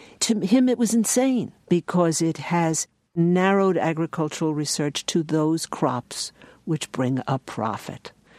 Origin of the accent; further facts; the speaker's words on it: New York, United States; The takeaway lesson for me, and I am an urban woman, I am a New Yorker